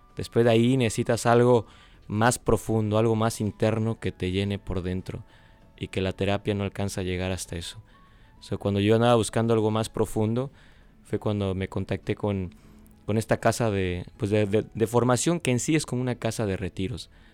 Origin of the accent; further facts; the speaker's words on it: West Palm Beach, Florida, United States; yo vengo del estado de la Florida, West Palm Beach se llama el, en la ciudad